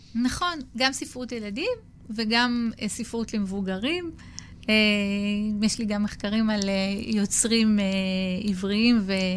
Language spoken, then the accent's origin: Hebrew; Acre, Northern District, Israel; אני ילידת עכו